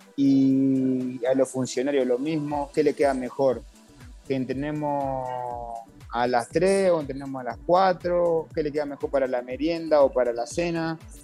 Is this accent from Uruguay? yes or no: yes; Uruguay; now in Venezuela; Uruguay es un país muy humilde, de que somos pocos